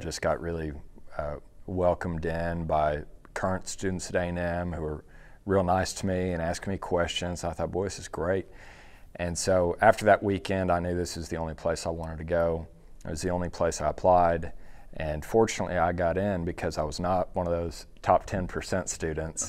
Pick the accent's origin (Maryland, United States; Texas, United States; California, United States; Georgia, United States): Texas, United States; Dallas; I grew up in Dallas